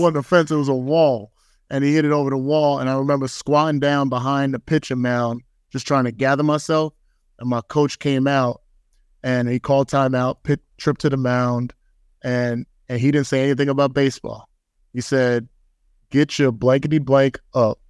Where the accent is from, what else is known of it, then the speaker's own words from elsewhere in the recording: Bayonne, New Jersey, United States; moved away; growing up in Bayonne, New Jersey